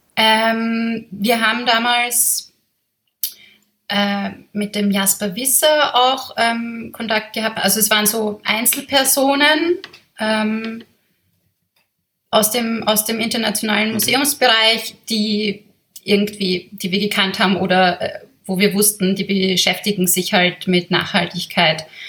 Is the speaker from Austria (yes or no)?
yes; Vienna, Austria; ich bin Wienerin. Ich bin von hier.